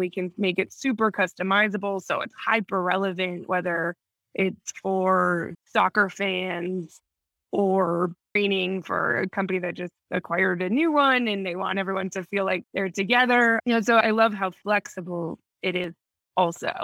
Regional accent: Minnesota, United States; moved away as an adult; also born or lived in New York; now in Mexico; I'm from Minnesota, so I'm not completely used to it

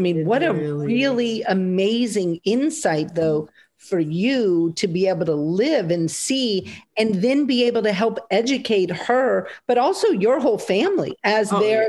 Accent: New Orleans, Louisiana, United States; moved away; also born or lived in rural Georgia; somebody like me, who's obviously blonde, blue-eyed, led my whole life. I mean, I grew up in the South in New Orleans my whole life.

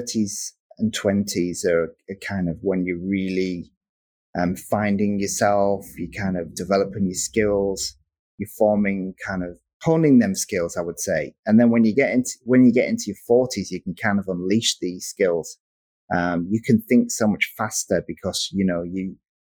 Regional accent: Darlington, North East England, United Kingdom; now in Manchester, United Kingdom; I'm from the northeast of the place called Darlington

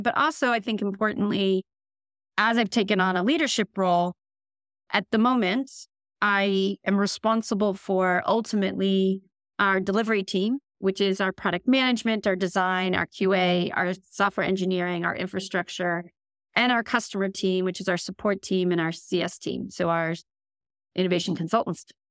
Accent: United States; moved away as an adult; now in London, United Kingdom; I'm an American, at this stage, tech executive. I've been in London now for almost eleven years

